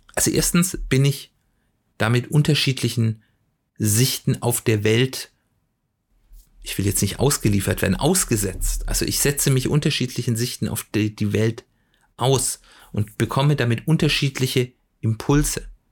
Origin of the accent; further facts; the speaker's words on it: Swabia, Baden-Württemberg, Germany; moved away; ich komme ja ursprünglich aus dem Schwäbischen